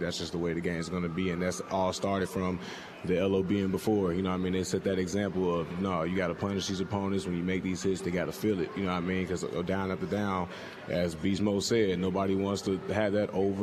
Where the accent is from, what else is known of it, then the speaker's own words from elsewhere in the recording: Indiana, United States; moved away as an adult; now in Seattle, United States; Where I'm from, I'm from Indiana